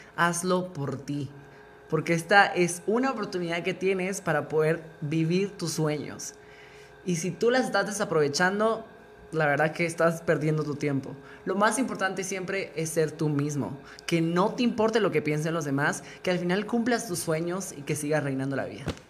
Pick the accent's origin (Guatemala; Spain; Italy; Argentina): Guatemala; ese lado conservador que traemos como guatemaltecos